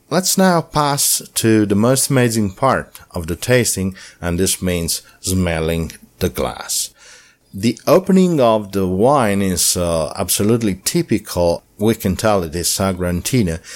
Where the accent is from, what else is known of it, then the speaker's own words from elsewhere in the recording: Umbria, Italy; I'm from Umbria